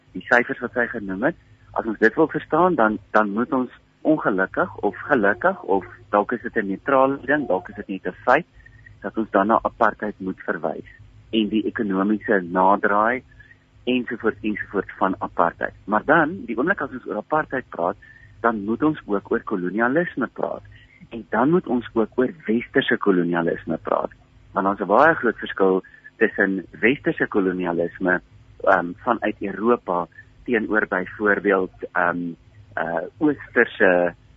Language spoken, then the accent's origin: Afrikaans; South Africa; ons as wit Suid-Afrikaners van 2022